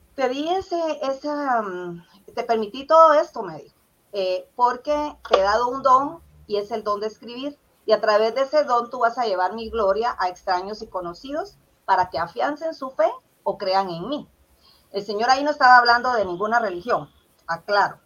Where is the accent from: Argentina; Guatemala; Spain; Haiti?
Guatemala; Puerto San José, Escuintla; also born or lived in Zacapa, Guatemala; yo viví ahí 15 años porque mi papá fue maestro y ahí le salió su, trabajo, ¿verdad? Su plaza. Entonces, eh, yo me siento como parte del puerto San José también, aunque nací en Zacapa